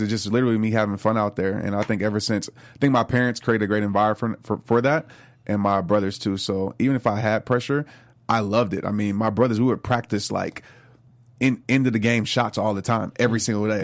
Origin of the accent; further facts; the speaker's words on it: New Orleans, Louisiana, United States; When I grew up in New Orleans, I lived across the street from a Saints player